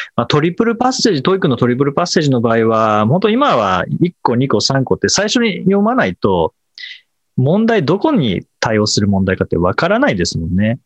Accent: Kanagawa, Japan; 実家神奈川ですけど、神奈川でもたまに雪、はい、子供の頃は雪が降って

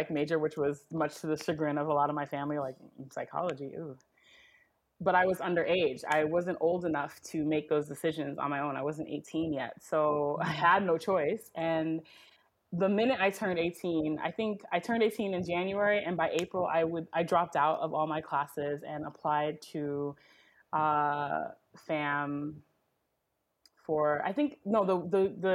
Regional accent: New York, United States; I am a first generation American, born and raised in New York. Uh, to a Trinidadian family.

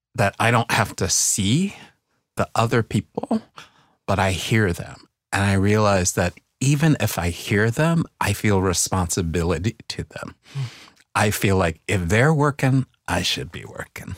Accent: New York City, New York, United States; moved away as an adult; also born or lived in Brooklyn; I left the Bronx as soon as I could

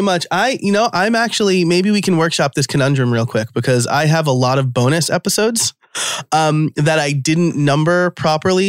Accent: New York, United States; I'm from New York

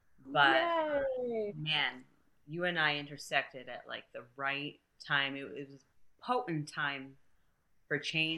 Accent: Connecticut, United States; moved away as an adult; also born or lived in Brazil / Newtown, Connecticut; now in Tennessee, United States; So, you know, I'm originally from Brazil. Mm-hmm. I moved from Brazil to Connecticut. Mm-hmm. I was raised in Connecticut. My dad's from Tennessee. That's why I'm here.

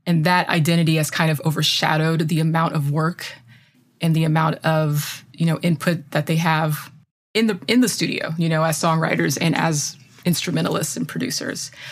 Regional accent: United States; As an American

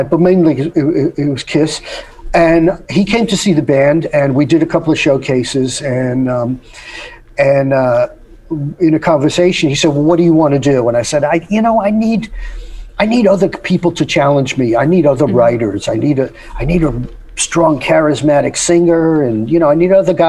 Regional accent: New York, United States; I grew up in New York

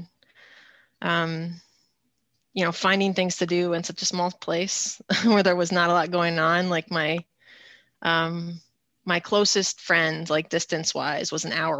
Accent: California, United States; moved away as an adult; also born or lived in Boston area, Massachusetts; I grew up in California in like a small rural town of about 1,000 people. It's about an hour from Silicon Valley in San Francisco.

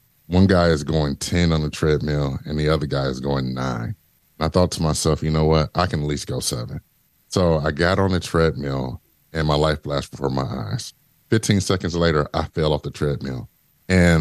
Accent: Detroit, Michigan, United States; Growing up in Detroit was rough

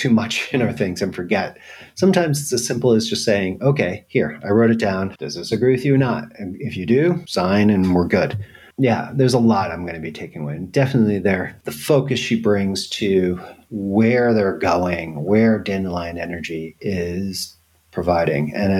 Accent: New York, United States; moved away as an adult; now in Europe; I'm a New Yorker

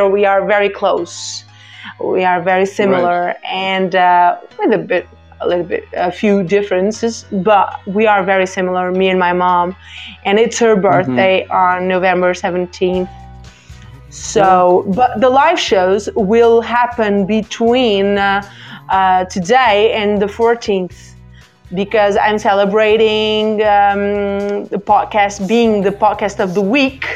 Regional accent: Barcelos, Norte, Portugal; first language Portuguese; English is a second language; now in Porto, Portugal; My city where I was born and grew up is called Barcelos, but I live in Porto.

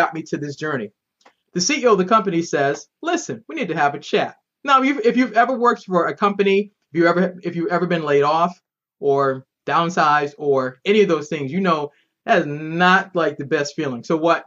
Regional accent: Boston, Massachusetts, United States; moved away as an adult; now in Maryland, United States

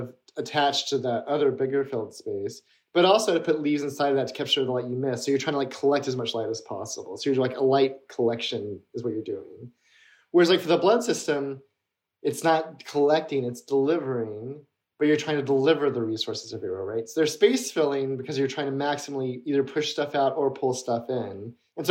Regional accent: Mississippi, United States; I grew up in Mississippi

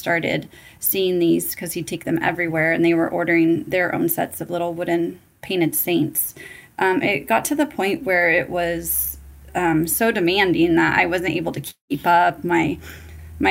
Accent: California, United States; moved away as an adult; now in Arizona, United States; I was born and raised in California, and I moved out to Arizona in 2006

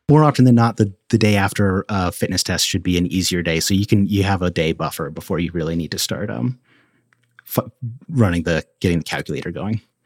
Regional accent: Colorado Front Range, United States; growing up in Colorado on the Front Range

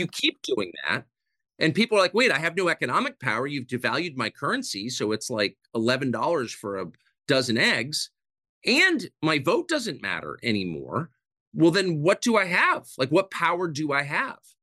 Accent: United States; the country that I grew up

